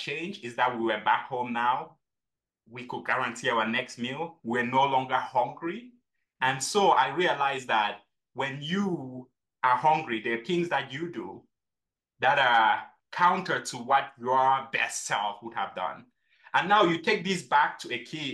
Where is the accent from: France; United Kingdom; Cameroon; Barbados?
Cameroon; now in United States; I grew up in Cameroon, and growing up in Cameroon, we had six farms.